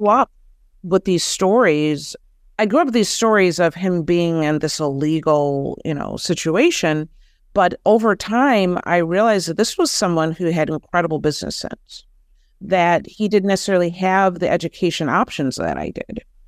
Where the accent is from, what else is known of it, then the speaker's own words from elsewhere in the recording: Detroit, Michigan, United States; I'm originally from Detroit